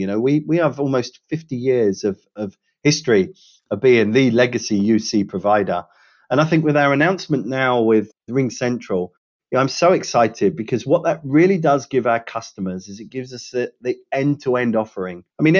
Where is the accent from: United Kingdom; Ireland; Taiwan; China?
United Kingdom; I can say this being a Brit and having worked in Europe for you know, many different organizations